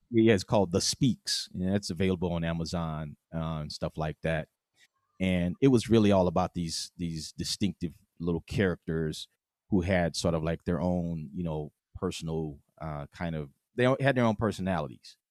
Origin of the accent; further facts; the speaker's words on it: West Coast, United States; we're from the West Coast